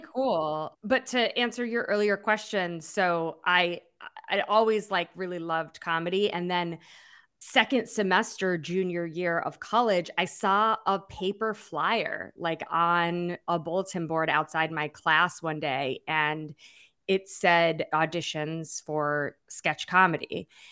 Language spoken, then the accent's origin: English; Massachusetts, United States; also born or lived in Springfield, Massachusetts; now in New York, United States; I'm from Massachusetts